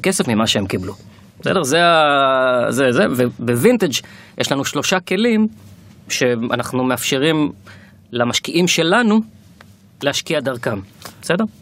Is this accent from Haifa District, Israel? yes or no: yes; Kiryat Motzkin, Haifa District, Israel; moved away as an adult; also born or lived in Tel Aviv; אני במקום מקריית מוצקין, גדלתי שם עד גיל 18